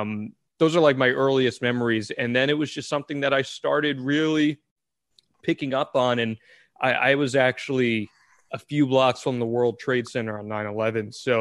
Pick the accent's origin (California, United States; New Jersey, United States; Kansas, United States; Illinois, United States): New Jersey, United States; I grew up in Central Jersey. I grew up about 15 minutes from Freehold as is. So, you know, … kind of embedded in the culture there as is.